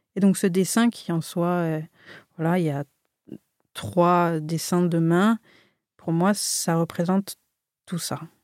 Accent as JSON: {"language": "French", "town": "Marseille", "region": "Provence-Alpes-Côte d'Azur", "country": "France", "tie": "born or raised there", "also_born_or_lived": "Annecy", "said": "moi je suis née à Annecy. je suis arrivée à Marseille, j'avais 6 ans."}